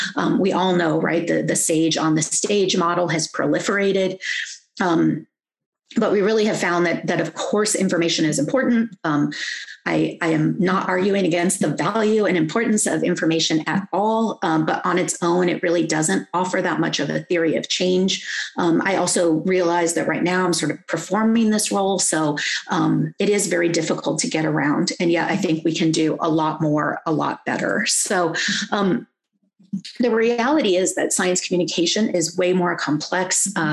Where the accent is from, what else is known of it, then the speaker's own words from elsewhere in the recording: Hawaii, United States; I'm Kanaka Aoi, and I do science because I am Hawaiian.